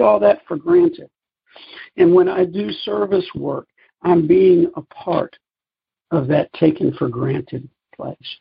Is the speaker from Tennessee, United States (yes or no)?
yes; Memphis, Tennessee, United States; moved away; also born or lived in Nashville; When I moved to Memphis uh, in 2007, it was my hometown, but I hadn't lived here in over 20 years